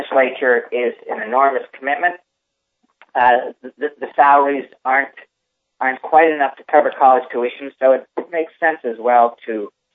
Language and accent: English; Reading, Massachusetts, United States; I grew up in Reading, Massachusetts